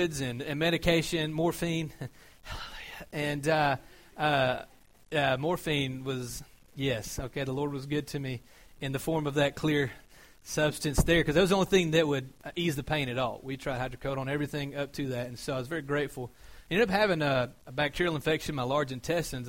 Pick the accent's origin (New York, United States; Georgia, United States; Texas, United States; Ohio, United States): Georgia, United States; I'm from Georgia